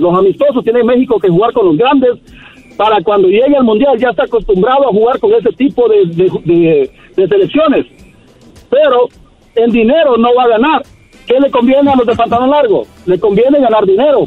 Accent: Guatemala; yo soy de Guatemala

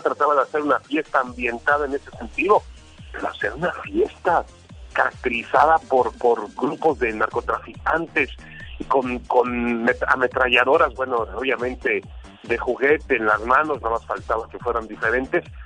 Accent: Mexico

